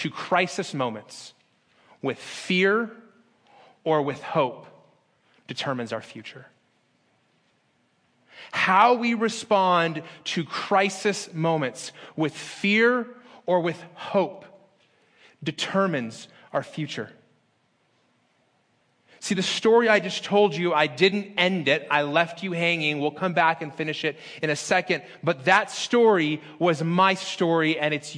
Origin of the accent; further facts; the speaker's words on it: Las Vegas, Nevada, United States; moved away as an adult; also born or lived in Phoenix, Arizona; In my hometown of Las Vegas